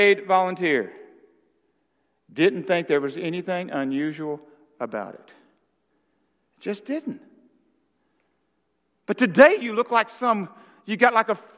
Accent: Arkansas, United States; I'm from Arkansas

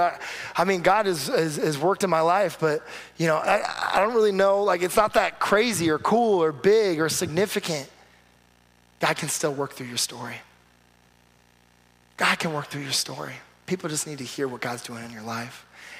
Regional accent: California, United States; man, you were in California for a little bit, you moved back, I'm from California, so we're connecting.

